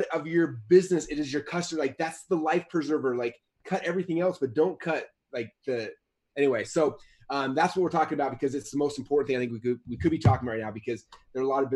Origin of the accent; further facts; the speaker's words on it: Utah, United States; I'm from Utah